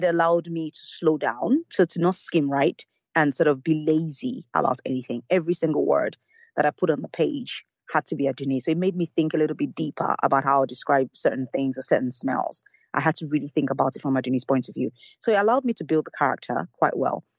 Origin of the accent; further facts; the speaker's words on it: Lagos, Nigeria; I grew up in Lagos and in Nigeria